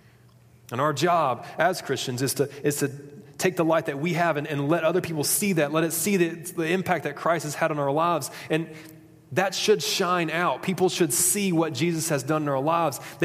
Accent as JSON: {"language": "English", "town": "Huntsville", "region": "Alabama", "country": "United States", "said": "I'm from Huntsville, Alabama"}